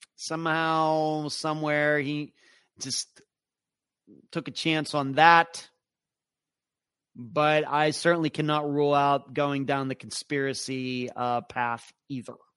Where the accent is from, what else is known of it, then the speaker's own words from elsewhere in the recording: Pittsburgh, Pennsylvania, United States; moved away; I'm originally from the Pittsburgh area